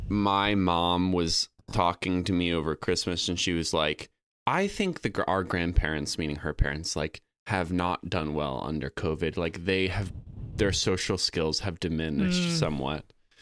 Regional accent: Boston, Massachusetts, United States; also born or lived in Connecticut; I'm about to turn 28, and I'm was born in Connecticut, but I grew up in Boston

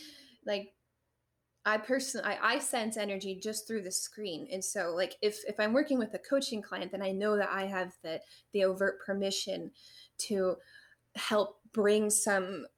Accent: Loveland, Ohio, United States; also born or lived in Milford; I went to school in Milford. Okay. And I grew up in Loveland

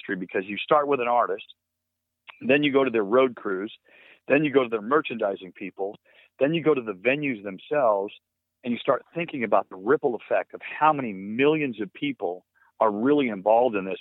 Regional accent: Los Angeles, California, United States; I'm from L.A., born and raised in Southern California.

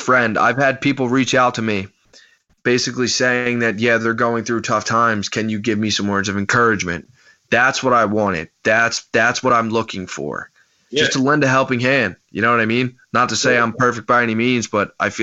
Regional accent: Morristown, United States; born or raised there

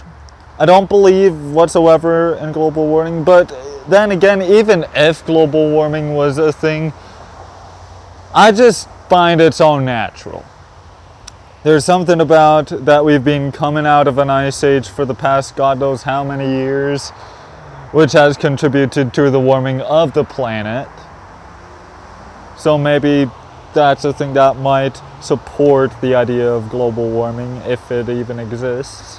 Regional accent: Canada; I'm a Canadian

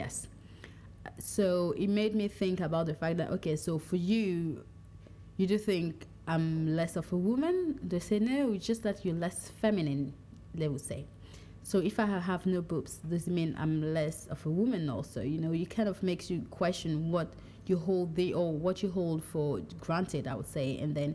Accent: Cameroon; moved away; also born or lived in France; When someone asks me where I'm from, sometimes I'll say France, sometimes I'll say Cameroon, but in my deep heart, I'm more from my tribe than anything else

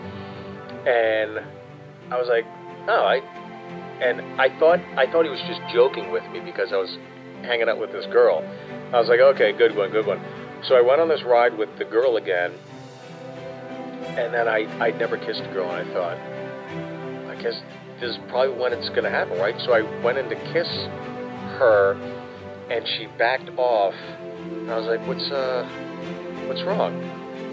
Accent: Pittsburgh, Pennsylvania, United States; I grew up in Pittsburgh, and every summer we would go to Kennywood Theme Park

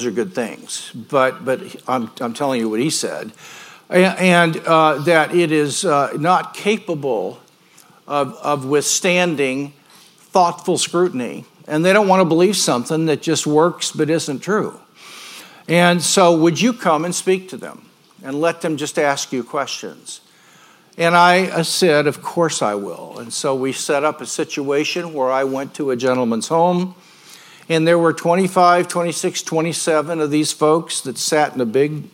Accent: Grandview, Missouri, United States; moved away as an adult; now in Yorba Linda, United States; I was born and raised in Grandview.

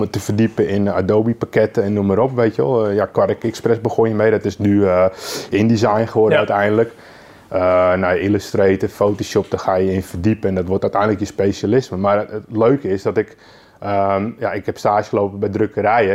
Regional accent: Lelystad, Flevoland, Netherlands; also born or lived in Amsterdam; ik ben geboren in Amsterdam. Ja. Eh, op mijn vierde ben, zijn we naar Lelystad verhuisd

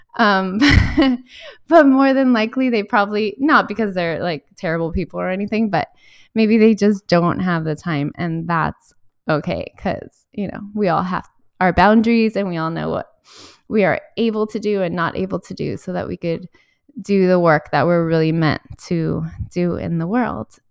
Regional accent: Miami, Florida, United States; also born or lived in Valencia, Spain; I grew up in Miami

